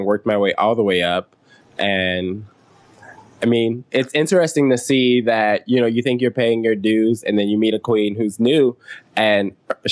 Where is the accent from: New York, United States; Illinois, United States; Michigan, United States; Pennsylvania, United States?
Illinois, United States; Chicago; I'm from Chicago, born and raised, South Side